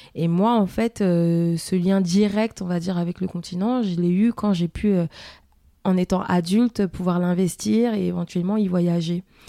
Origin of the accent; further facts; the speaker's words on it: France; also born or lived in Germany; je suis née ici en France